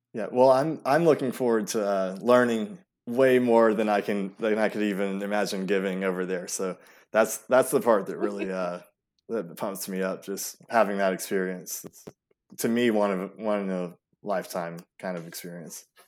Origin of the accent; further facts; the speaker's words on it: Atlanta, Georgia, United States; also born or lived in Europe / Greece; we moved here when I was about three, and from then on, pretty much have just been an Atlanta native